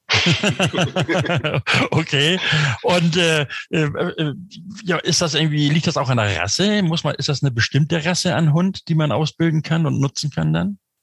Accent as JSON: {"language": "German", "area": "Stormarn, near Hamburg-Rahlstedt", "region": "Schleswig-Holstein", "country": "Germany", "tie": "born or raised there", "moved": "yes", "said": "aus der Ecke Stormann, zumindest so Richtung Grenze Hamburg-Rahlstedt, da komme ich ursprünglich her, da bin ich aufgewachsen"}